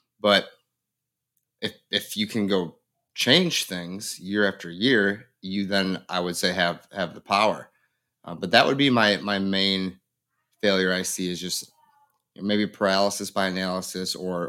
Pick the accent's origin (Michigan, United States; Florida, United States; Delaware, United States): Michigan, United States; Grand Haven; now in Livingston County, United States; I'm from Grand Haven, Michigan, live over in Livingston County now.